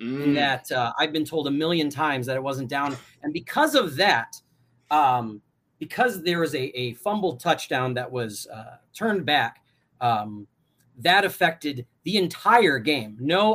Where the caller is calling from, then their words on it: Chicago, Illinois, United States; And I don't live in Michigan. I am coming in from Chicago.